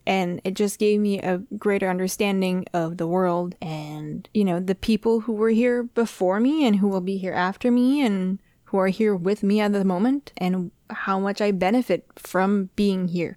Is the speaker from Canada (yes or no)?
yes; Canada; first language French; English is a second language; French is my first language. It is a linguistic minority in Canada, but I didn't have a choice but to learn English.